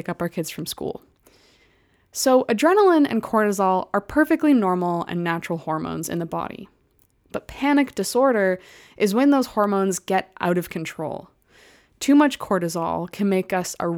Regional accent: Calgary, Alberta, Canada; I grew up in Calgary

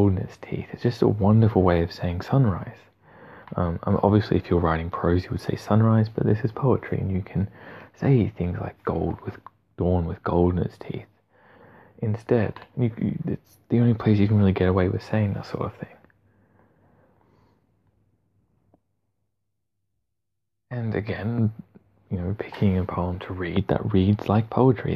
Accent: Australia; accent: Australian; with my Australian accent

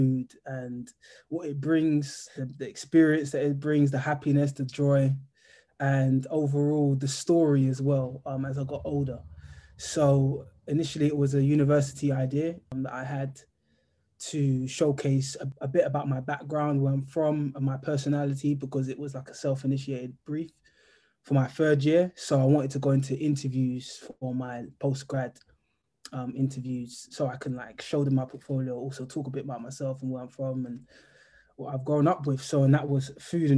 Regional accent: London, United Kingdom; we're from South London, so we've got like a massive community here.

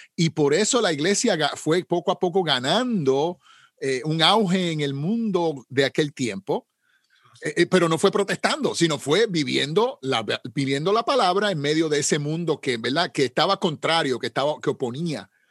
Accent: Puerto Rico; como decimos en Puerto Rico, yo soy puertorriqueño

